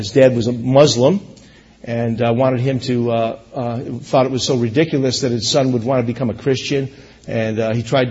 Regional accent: United States; I am American

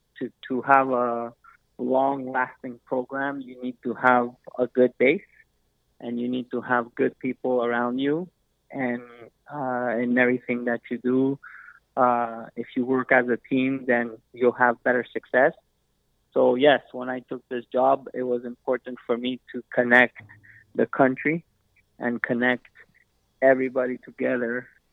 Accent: Canada; We're Canadian born. We work hard. We like our sports.

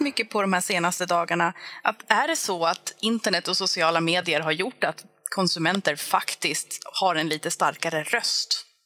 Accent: Finland; now in Sweden

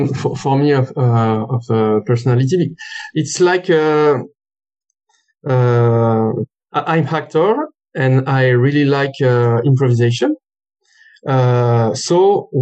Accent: France; accent: French; English is a second language; also born or lived in Lyon; So I'm French. My accent is speaking for me

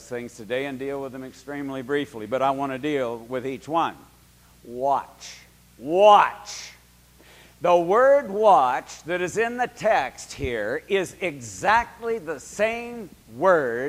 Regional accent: Berkeley, California, United States; I lived at 2142 Ward Street in Berkeley, California, and I was 11 years old

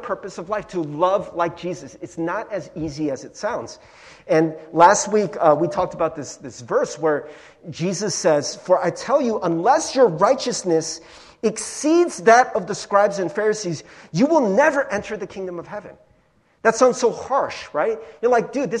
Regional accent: Cincinnati, Ohio, United States; growing up in Cincinnati, I was like one of the few Asian kids in Cincinnati

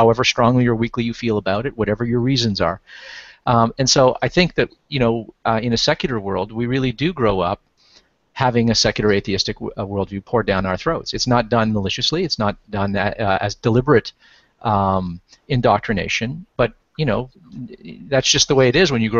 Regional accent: Canada; I grew up in Canada

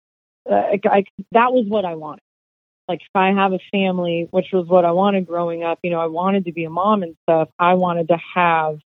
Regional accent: San Diego, California, United States; also born or lived in Los Angeles; I grew up in San Diego

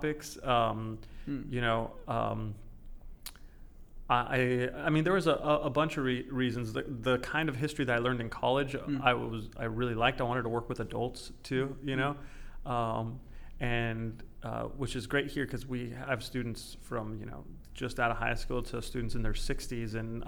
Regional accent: California, United States; moved away; I grew up in California

